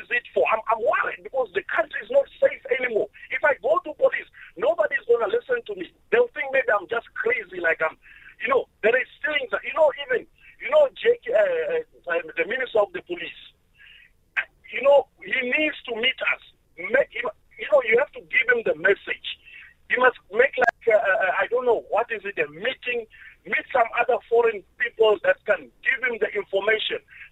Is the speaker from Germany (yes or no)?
no; Malawi; now in South Africa; I'm a Malawian citizen. I'm a South African citizen by residence.